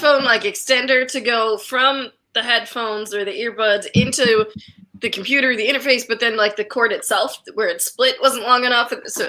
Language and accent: English; Long Island, New York, United States; I am from Long Island.